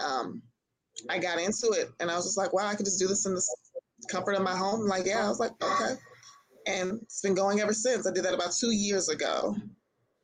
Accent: Los Angeles, California, United States; moved away as an adult; now in Atlanta, United States; I am originally from Los Angeles, California.

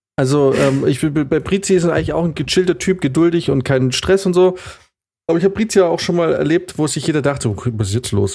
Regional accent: Munich, Bavaria, Germany; ich bin auch Münchner

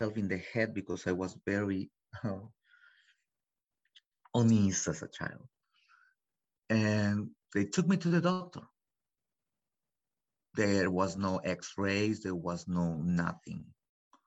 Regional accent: Mexico; English is a second language; moved away as an adult; also born or lived in Los Angeles; now in United States; I was born in Los Angeles back in 76. And I was taken to Mexico. My story is backwards, actually. So I was taken to Mexico when I was 6 months old. And I grew up there until I was 22. I did my whole life in Mexico, in a little village, no more than 100 people

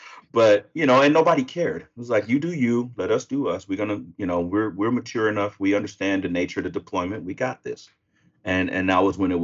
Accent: Sacramento, California, United States; I'm from Sacramento.

